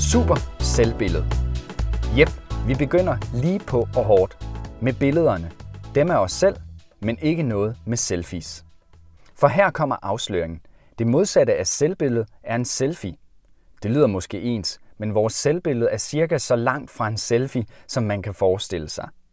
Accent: Jutland, Denmark; Da jeg var barn hjemme i Jylland

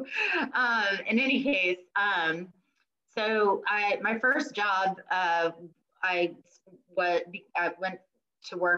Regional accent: New England, United States; now in Midlothian, United States; I did grow up in New England

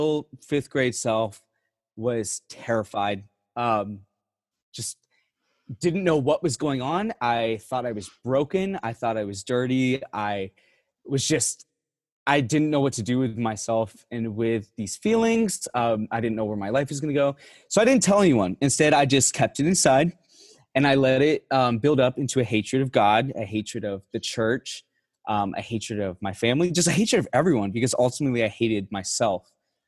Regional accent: Puerto Rico; typical Catholic Puerto Rican family. Lots of babies, lots of love, lots of Jesus. So growing up, I was raised in Catholic private schools.

